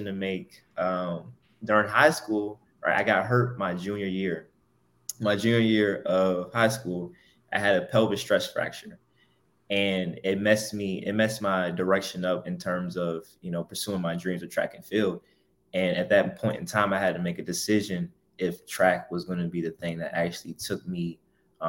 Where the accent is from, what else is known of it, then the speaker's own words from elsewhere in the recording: Hampton, Virginia, United States; I'm born and raised in Hampton, Virginia